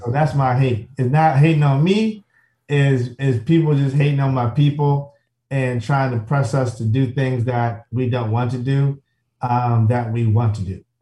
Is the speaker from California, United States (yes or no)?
no; Chicago, Illinois, United States; I'm from the South Side of Chicago